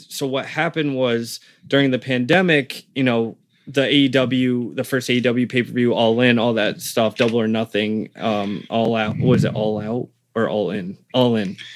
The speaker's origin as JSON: {"language": "English", "region": "Connecticut", "country": "United States", "tie": "born or raised there", "also_born_or_lived": "Caringbah, Sydney, Australia / Rhode Island"}